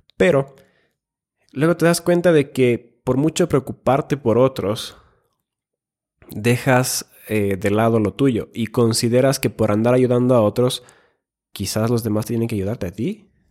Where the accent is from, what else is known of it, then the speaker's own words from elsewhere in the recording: Finland; moved away; also born or lived in Ecuador; soy nacido en Finlandia, he vivido en Ecuador y a veces como finlandés